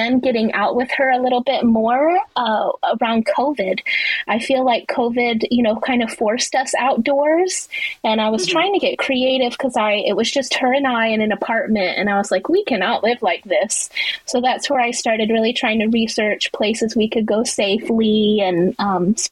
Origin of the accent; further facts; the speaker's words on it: Dallas, Texas, United States; now in Houston, United States; I am from Houston, Texas, born and raised in Texas from the Dallas area